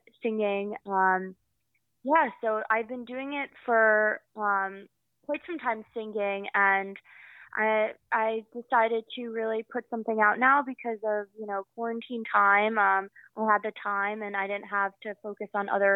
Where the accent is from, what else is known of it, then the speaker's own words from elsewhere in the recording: New York, United States; also born or lived in Paris, France; I was born in Paris. I moved to New York when I was 4 years old.